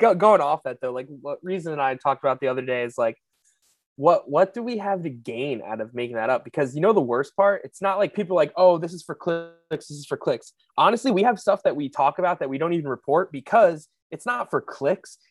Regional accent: Pennsylvania, United States; I'm from Pennsylvania.

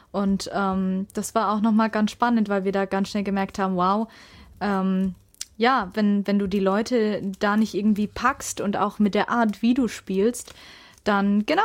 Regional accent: Würzburg, Bavaria, Germany; in Nähe meiner Heimat in Würzburg

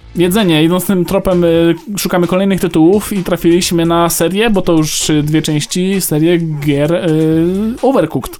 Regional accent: Greater Poland, Poland; ja jestem z Wielkopolski

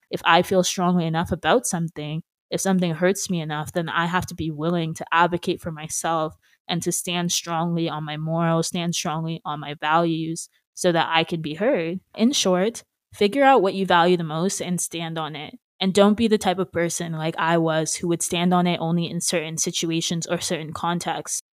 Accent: Brampton, Ontario, Canada; moved away as an adult; also born or lived in Peterborough; But now that I go back to Brampton, which was originally my hometown

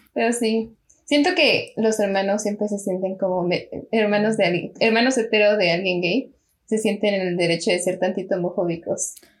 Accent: Mexico; somos de México

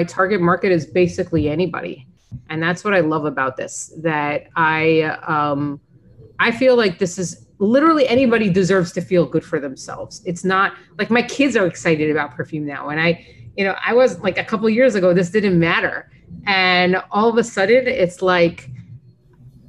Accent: Florida, United States; I grew up in Florida

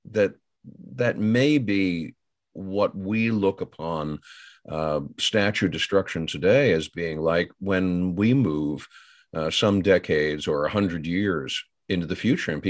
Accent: Northern United States, United States; bear in mind, I'm a Yankee from the Yankee land.

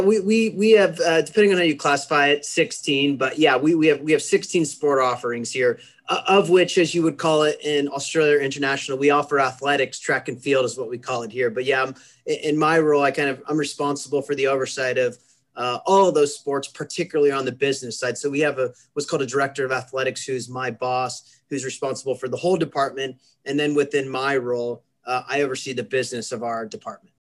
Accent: Kansas, United States; moved away as an adult; I grew up in the center of the United States in a, in, in a state called Kansas

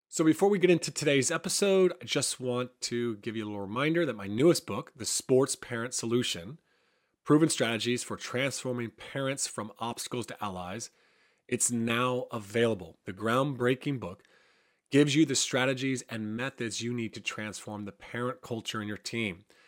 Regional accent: United States; moved away; I'm from the States

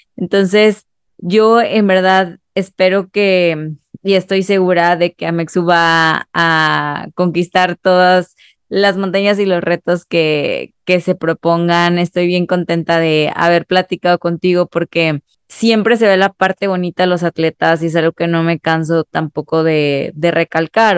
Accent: Mexico; como sociedad mexicana

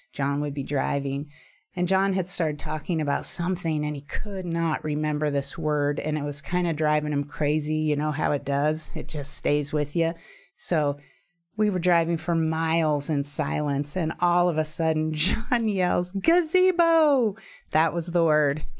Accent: Juneau, Alaska, United States; moved away; also born or lived in Idaho; Being an only child born and raised in Juneau, Alaska, and living with my single mom

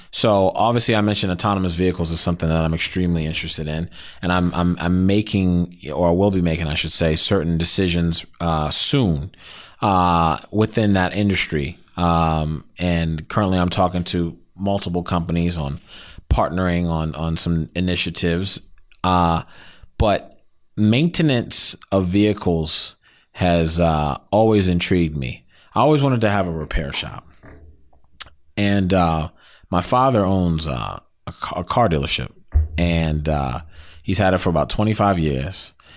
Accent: Silver Spring, Maryland, United States; also born or lived in Baltimore, Maryland; I'm from Silver Spring.

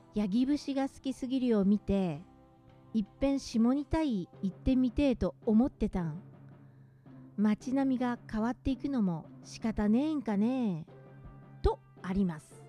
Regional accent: Gunma, Japan; accent: Gunma dialect; moved away; それは、群馬を離れてみて、分かったんですね。

